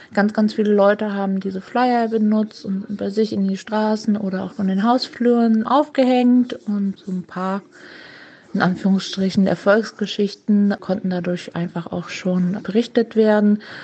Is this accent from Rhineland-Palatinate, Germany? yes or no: yes; Mainz, Rhineland-Palatinate, Germany; als Mainzer